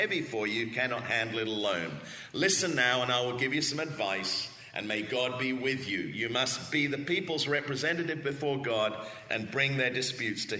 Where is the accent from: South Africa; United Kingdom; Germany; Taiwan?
United Kingdom; England; also born or lived in Australia; now in Southern California, United States; you can tell by my accent that I'm not a Californian. And grew up in England, lived for 30 plus years in Australia